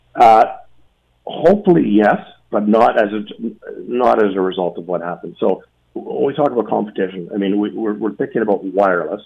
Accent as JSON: {"language": "English", "country": "Canada", "said": "as Canadian consumers"}